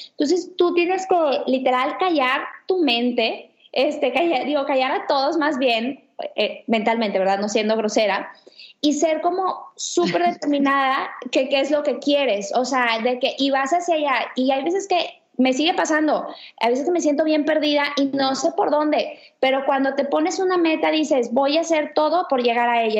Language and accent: Spanish; Ciudad Victoria, Tamaulipas, Mexico; also born or lived in Barcelona; now in Monterrey, Mexico; tengo 31 años y soy de Victoria, Tamaulipas.